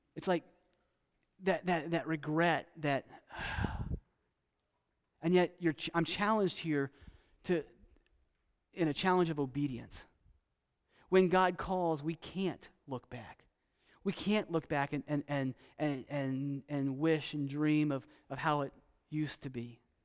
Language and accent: English; United States; also born or lived in Costa Rica; as an American